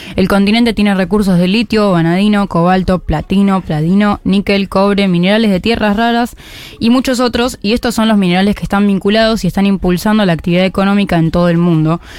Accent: Argentina

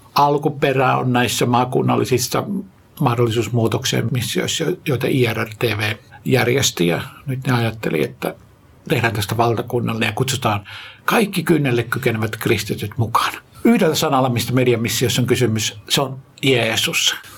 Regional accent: Jyväskylä, Central Finland, Finland; moved away; also born or lived in Tikkakoski; Mä oon lähtöisin Keski-Suomesta, Jyväskylästä, syntynyt Tikkakoskella ja siellä Palokassa sitten asunut ja varttunut, kasvanut nuoreksi

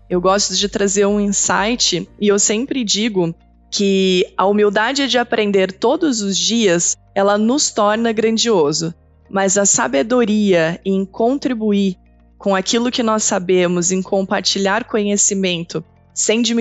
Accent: São Caetano do Sul, São Paulo, Brazil; É, eu sou paulista, … nascida em São Caetano do Sul, metade da minha família vive em São Paulo, a outra metade no Rio de Janeiro.

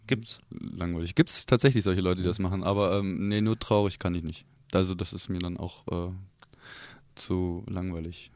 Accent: area around Korbach, Hesse, Germany; now in Kassel, Germany; ich gebürtig aus der Gegend komme

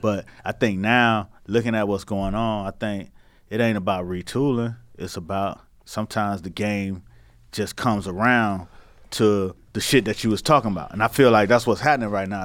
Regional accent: Miami, Florida, United States; I'm from Miami

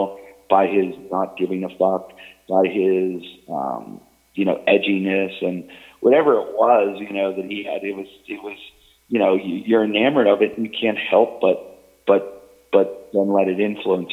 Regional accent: Pittsburgh, Pennsylvania, United States; moved away; inflections that I get from, you know, growing up in Pittsburgh and my friends back there and the way we said things

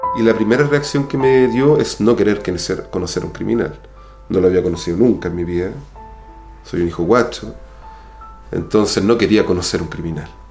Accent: Chile; moved away as an adult; also born or lived in Cuba; Yo me fui de Chile para reconocer mi homosexualidad

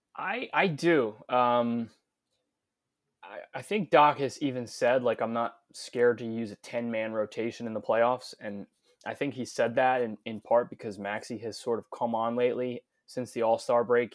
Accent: New York, United States; moved away as an adult; also born or lived in Philadelphia; I'm born and raised in New York.

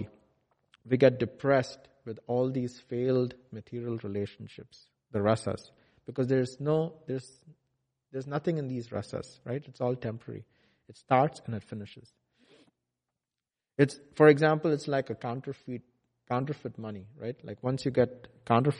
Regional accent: India; now in McKinney, United States; I live in McKinney, where it's very different from India. So I was born and brought up in India

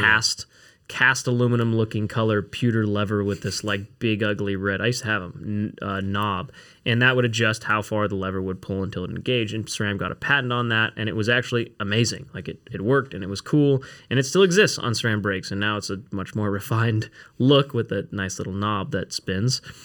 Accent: Newbury Park, California, United States; I grew up in Newbury Park, California

